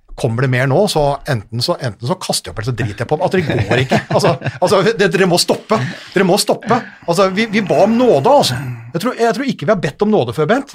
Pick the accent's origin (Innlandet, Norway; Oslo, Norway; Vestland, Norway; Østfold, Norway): Innlandet, Norway; Hamar; jeg er jo fra Hamar, så jeg har jo vant potetferien